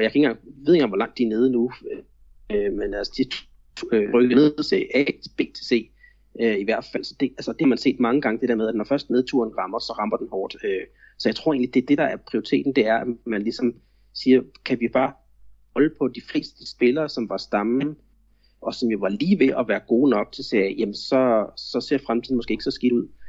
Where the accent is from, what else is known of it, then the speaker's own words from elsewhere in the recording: Denmark; now in Florianópolis, Brazil; jeg er jo stadigvæk så meget dansker